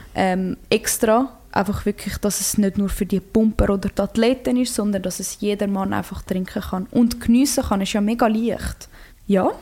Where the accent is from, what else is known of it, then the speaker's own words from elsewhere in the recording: Switzerland; also born or lived in Croatia (ancestry); in meiner Heimat